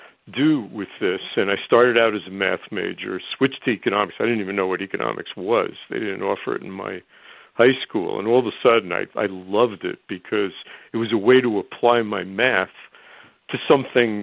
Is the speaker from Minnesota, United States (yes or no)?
no; Elmwood Park, New Jersey, United States; I grew up in New Jersey, Rutgers was the place I could afford.